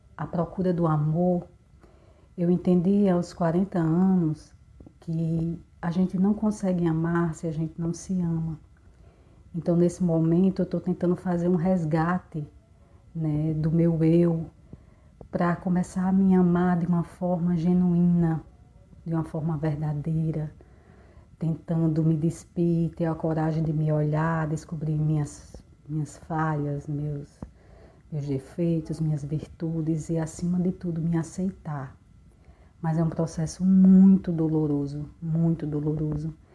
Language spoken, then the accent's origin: Portuguese; Mossoró, Rio Grande do Norte, Brazil; sou do Mossoró, no Rio Grande do Norte, e tenho 40 anos